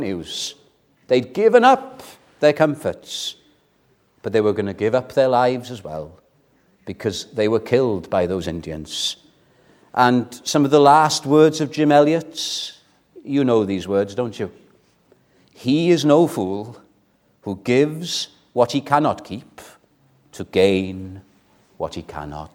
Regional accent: Welsh, Wales, United Kingdom; I'm Welsh

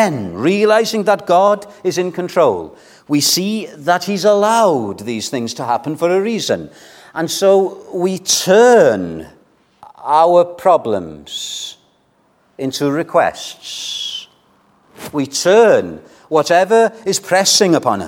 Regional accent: Wales, United Kingdom; We as Welsh people

